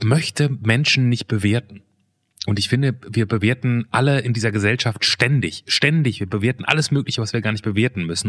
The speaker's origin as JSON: {"language": "German", "country": "Germany", "tie": "born or raised there", "said": "Ich bin ja quasi an der holländischen Grenze groß geworden und im Prinzip halber Holländer."}